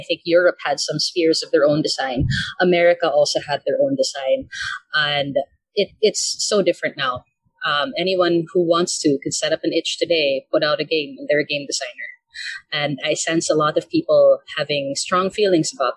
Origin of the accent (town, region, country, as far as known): Philippines; born or raised there; also born or lived in Vancouver, Canada